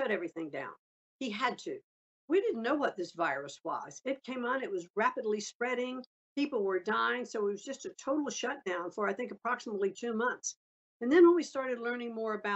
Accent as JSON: {"language": "English", "town": "Greenwich", "region": "Connecticut", "country": "United States", "tie": "born or raised there", "said": "I know just here in my hometown, and I live here in Greenwich, Connecticut"}